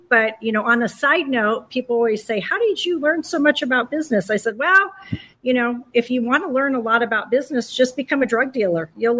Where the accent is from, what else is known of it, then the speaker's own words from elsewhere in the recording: Southern California, United States; I'm from the California tribes, which is right here in Southern California, about 45 minutes north of the airport and in San Diego. So we are the Rincon Band of Luiseno Indians. We have been in the region for 23,000 years documented